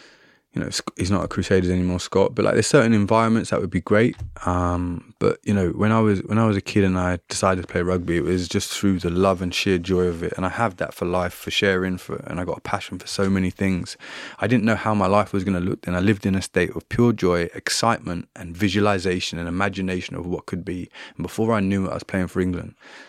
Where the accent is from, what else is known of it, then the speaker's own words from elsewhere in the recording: Trinidad & Tobago; You know, I grew up in Trinidad and Tobago a lot of my time.